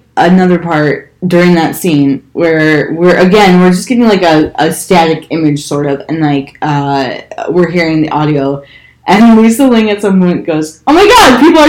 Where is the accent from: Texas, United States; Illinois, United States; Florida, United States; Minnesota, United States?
Illinois, United States; Chicago; I'm from Chicago.